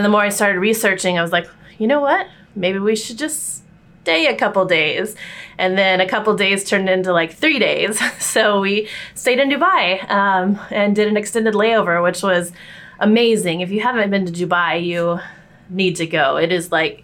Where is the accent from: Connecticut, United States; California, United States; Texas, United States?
Texas, United States; now in New York City, United States; we grew up in Texas